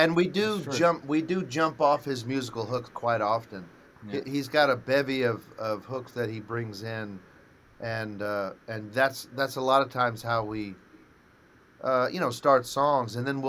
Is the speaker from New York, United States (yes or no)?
no; Nashville, Tennessee, United States; but anyway, growing up in Nashville musically, as I wouldn't change it for the world.